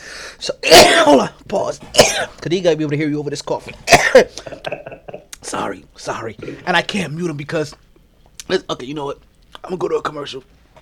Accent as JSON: {"language": "English", "town": "New York City", "region": "New York", "country": "United States", "tie": "born or raised there", "said": "growing up in Brooklyn back then."}